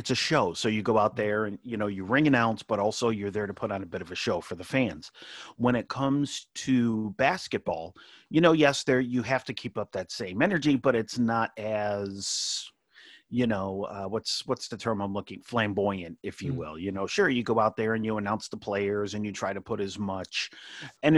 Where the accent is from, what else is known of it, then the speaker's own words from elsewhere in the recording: Utica, New York, United States; now I'm from Utica, New York.